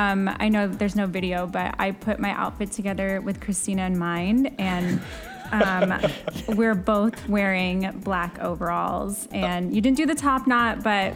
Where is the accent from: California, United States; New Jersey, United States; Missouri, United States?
California, United States; moved away as an adult; also born or lived in New York; now in Orlando, United States; I grew up in California. And then I went to school in California